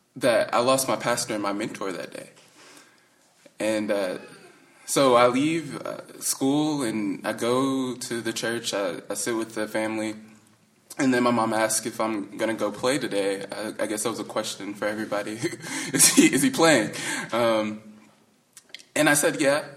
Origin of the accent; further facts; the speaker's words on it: the South, United States; when you're growing up in the South